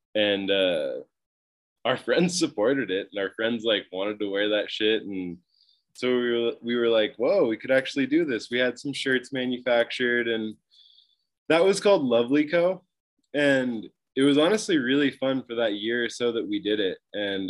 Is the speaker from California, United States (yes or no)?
yes; Mount Shasta, California, United States; also born or lived in Utah / Tahoe; I grew up in Northern California in this town called Mount Shasta.